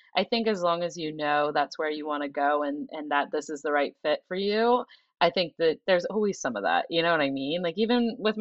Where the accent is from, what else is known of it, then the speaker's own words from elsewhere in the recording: Ohio, United States; now in Boston, United States; I am from Ohio. I grew up in a very modest family.